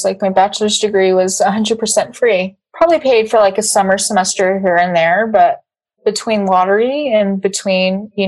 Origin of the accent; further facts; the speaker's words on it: Clovis, New Mexico, United States; I went to Clovis Community College. It's just a little college in my hometown.